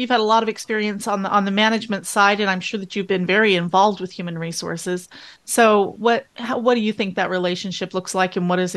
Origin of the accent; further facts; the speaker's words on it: Texarkana, Texas, United States; moved away as an adult; now in Plano, United States; I'm from Texarkana.